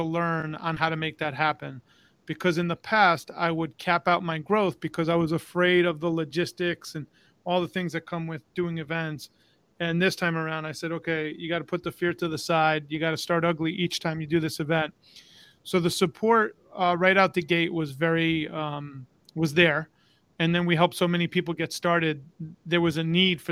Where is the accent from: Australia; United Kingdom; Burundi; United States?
United States; New York; moved away as an adult; now in Florida, United States; I'm originally from New York. Moved to Tampa about, now it's going on 17 years